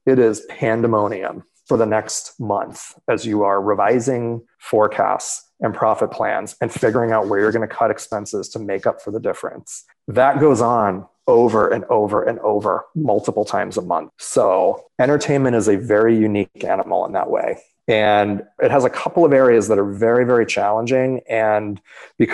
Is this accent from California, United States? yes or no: no; Boston, Massachusetts, United States; moved away as an adult; from Boston, where I grew up